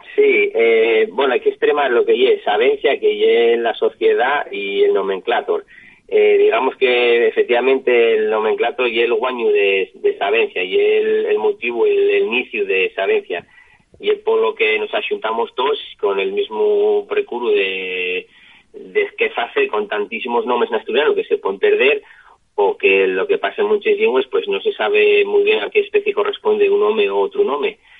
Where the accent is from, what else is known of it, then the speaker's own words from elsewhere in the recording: Asturias, Spain; Yo soy de, de Chena